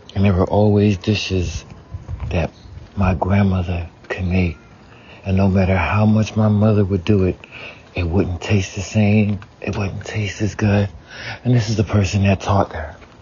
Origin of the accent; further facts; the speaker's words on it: the South, United States; I grew up in the South, so it was a lot of Southern dishes